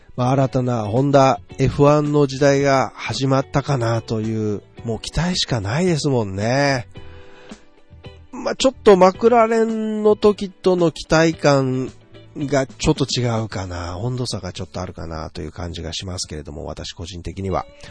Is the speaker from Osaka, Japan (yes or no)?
yes; Osaka, Japan; 僕も大阪出身で阪神淡路大震災を経験しています